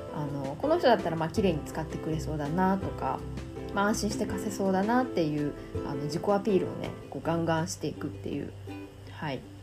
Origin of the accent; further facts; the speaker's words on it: Japan; moved away as an adult; also born or lived in South of France; 私日本人なので